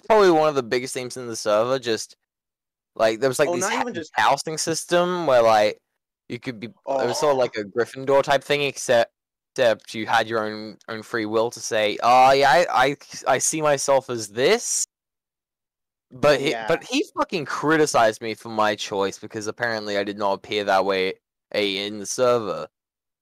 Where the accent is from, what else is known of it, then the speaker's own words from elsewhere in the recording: Australia; I'm Australian